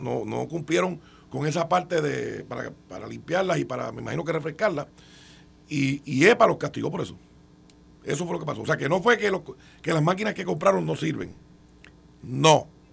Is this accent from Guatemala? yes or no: no; Puerto Rico; Aquí como puertorriqueños que residimos en esta isla